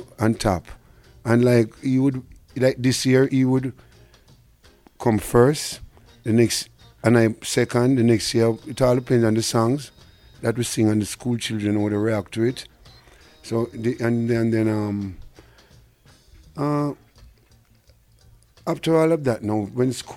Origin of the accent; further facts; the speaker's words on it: Kingston, Jamaica; I grew up in Denham Town, they call it Western Kingston, Smith Village, and I attended Denham